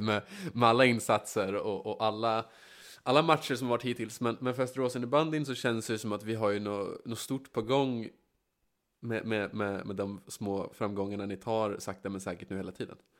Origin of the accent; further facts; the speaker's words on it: Västerås, Västmanland, Sweden; jag är uppvuxen på Bäckby